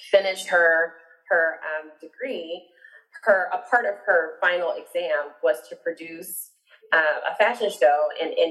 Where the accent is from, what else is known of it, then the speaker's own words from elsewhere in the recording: Orlando, Florida, United States; I'm actually from Orlando, Florida, born, raised, and educated, as I tell everyone. Um, my family, my parents are, are were born in Georgia, but migrated down to Orlando um, before I was born.